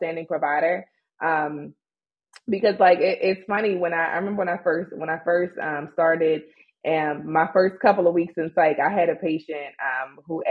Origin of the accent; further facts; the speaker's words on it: Baltimore, Maryland, United States; I was raised and born in Baltimore, Maryland